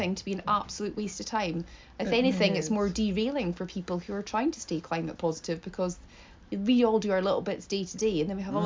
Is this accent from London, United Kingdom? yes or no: no; Scot, Scotland, United Kingdom; me as a Scot